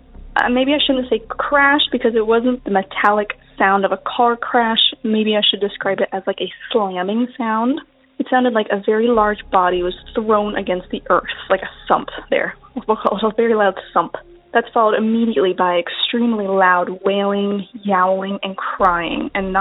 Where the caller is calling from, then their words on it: New York, United States; Hi Derek, it's … I'm calling from New York.